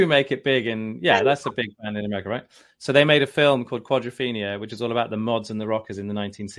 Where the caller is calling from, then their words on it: Brighton, South East England, United Kingdom; So I am in, today I can say it's sunny Brighton. So Brighton is on the south coast, like an hour south of London.